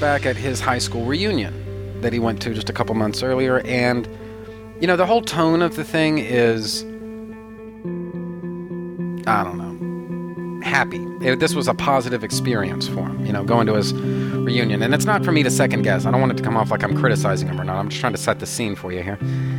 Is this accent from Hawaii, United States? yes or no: no; Odessa, Texas, United States; born there; I was born in Odessa, Texas. All right? Yes, the same Odessa, Texas that was featured in the book and then later the movie, Friday Night Lights.